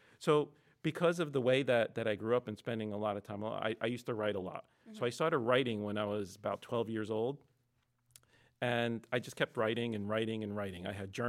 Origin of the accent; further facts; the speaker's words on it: Lebanon; born there; So I wasn't born in America. So I was born in Lebanon.